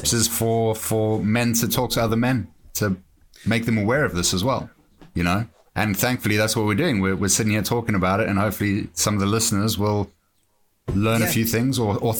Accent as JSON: {"language": "English", "country": "South Africa", "tie": "born or raised there", "moved": "yes", "lives_now": "England", "said": "growing up in South Africa, where you're always looking over your shoulder"}